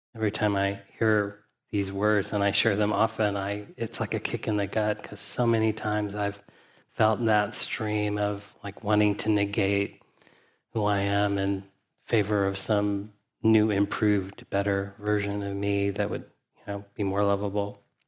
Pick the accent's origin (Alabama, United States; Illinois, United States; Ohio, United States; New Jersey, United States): Alabama, United States; Huntsville; I grew up in Huntsville, Alabama.